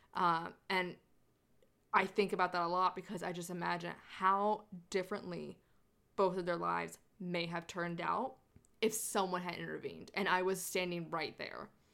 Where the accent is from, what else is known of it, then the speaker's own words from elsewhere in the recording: the South, United States; I am from the South